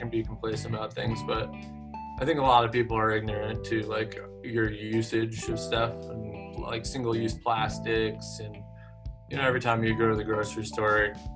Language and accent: English; Tivoli, New York, United States; moved away as an adult; I grew up in New York